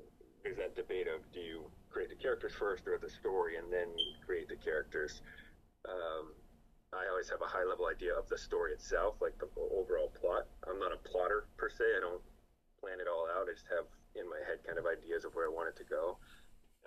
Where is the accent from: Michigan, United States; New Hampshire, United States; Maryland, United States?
New Hampshire, United States; Newport; The town that the book takes place in is my hometown growing up. I didn't even change the name. It's Newport, New Hampshire.